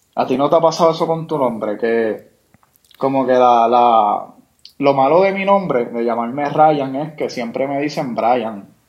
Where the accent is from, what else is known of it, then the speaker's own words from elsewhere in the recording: Puerto Rico; somos ciudadanos americanos